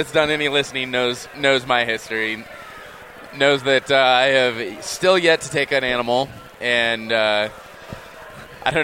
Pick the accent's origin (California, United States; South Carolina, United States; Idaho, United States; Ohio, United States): California, United States; now in Utah, United States; I am from California.